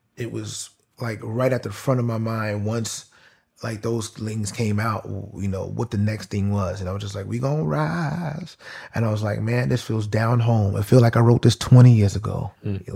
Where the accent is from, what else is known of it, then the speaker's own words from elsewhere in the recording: New York, United States; I'm from New York